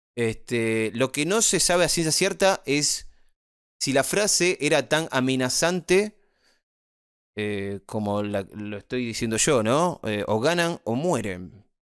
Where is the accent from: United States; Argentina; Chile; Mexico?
Argentina; Nosotros somos guasos, los argentinos somos guasos